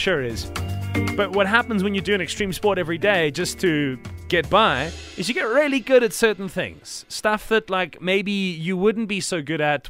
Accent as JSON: {"language": "English", "country": "South Africa", "said": "What are we abnormally good at as South Africans as a consequence of living here?"}